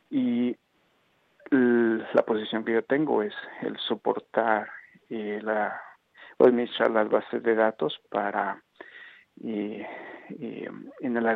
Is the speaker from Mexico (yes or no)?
yes; Mexico City, Mexico; moved away as an adult; now in Toronto, Canada; Y fue hace ocho años, en el 2009, que emigré de la Ciudad de México y del país a la ciudad de Toronto, en Canadá.